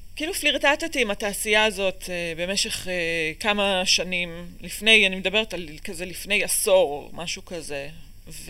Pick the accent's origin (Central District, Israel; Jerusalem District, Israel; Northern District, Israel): Central District, Israel; Ramot HaShavim; also born or lived in Boston / Chicago / Bavli, Tel Aviv / Ramat Gan; נולדתי בבוסטון, עברנו לשיקגו, עברנו לבבלי, לרמת גן, אה, כאילו גרנו במלא מקומות עד גיל 6, מגיל 6 אני ברמות השבים